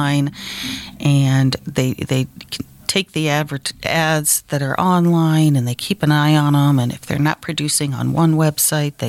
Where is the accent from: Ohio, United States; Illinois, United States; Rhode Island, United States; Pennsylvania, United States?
Ohio, United States; moved away as an adult; now in Sandhills, North Carolina, United States; I am originally from Ohio and moved to the Sand